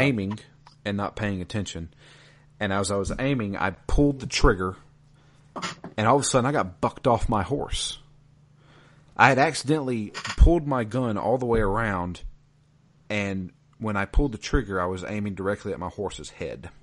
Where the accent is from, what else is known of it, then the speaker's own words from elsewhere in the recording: the South, United States; I am from the South.